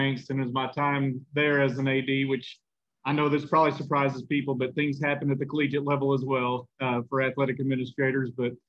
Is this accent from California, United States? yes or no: no; Pawhuska, Oklahoma, United States; I'm from Northeast Oklahoma, a small Native American community, former reservation called Pawhuska, Oklahoma